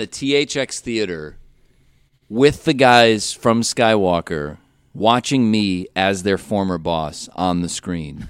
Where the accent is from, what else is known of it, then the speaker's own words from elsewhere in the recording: Cleveland, Ohio, United States; moved away as an adult; growing up in Cleveland, uh, we had about six or seven horror movie hosts at one time